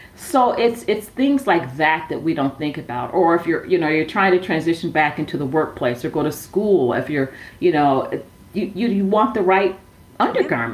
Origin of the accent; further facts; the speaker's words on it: Milwaukee, Wisconsin, United States; also born or lived in Sacramento, California; now in Phoenix, United States; I grew up in Milwaukee, Wisconsin